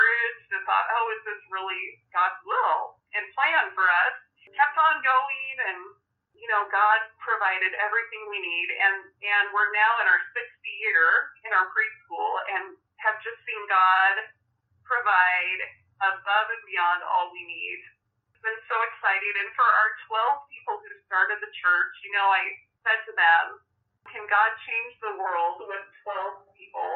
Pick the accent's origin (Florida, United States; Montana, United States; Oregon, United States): Oregon, United States; also born or lived in Missouri; my hometown that's 45 minutes north of me